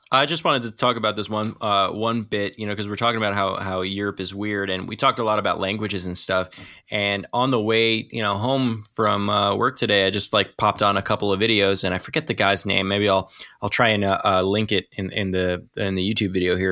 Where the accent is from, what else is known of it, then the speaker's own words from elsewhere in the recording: New Jersey, United States; now in New York, United States; I'm from New Jersey